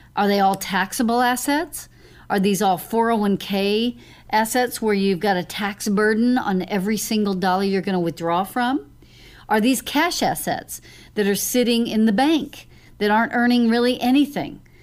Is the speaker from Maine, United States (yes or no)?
no; Lewisville, Texas, United States; I grew up in Louisville, Lake Dallas area